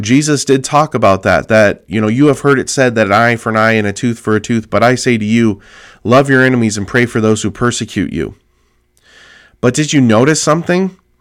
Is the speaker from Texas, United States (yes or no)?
no; California, United States; my home state of California